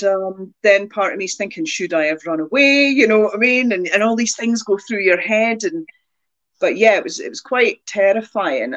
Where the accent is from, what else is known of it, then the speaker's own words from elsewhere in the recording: near the Angus Glens, Scotland, United Kingdom; you can drive from where I grew up to the Glens in half an hour